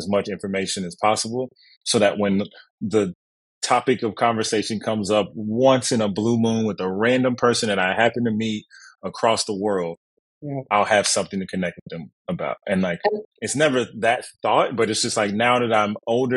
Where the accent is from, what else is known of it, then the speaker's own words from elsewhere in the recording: Kansas City, Missouri, United States; moved away as an adult; now in Los Angeles, United States; as a kid growing up in Kansas City